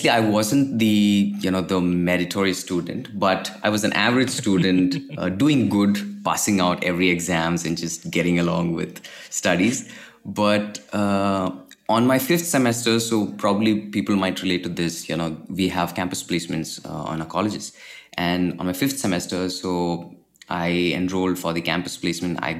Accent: Kerala, India; uh, I'm originally from Kerala, India.

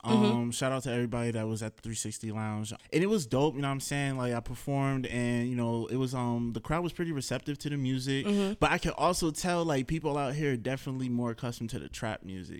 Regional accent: Elizabeth, New Jersey, United States; also born or lived in Roselle, New Jersey; I was like born and raised in Elizabeth, New Jersey.

